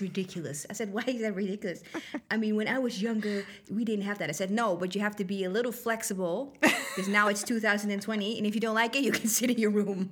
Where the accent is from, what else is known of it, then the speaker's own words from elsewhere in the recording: Netherlands; moved away; I'm not from here. I'm from the Netherlands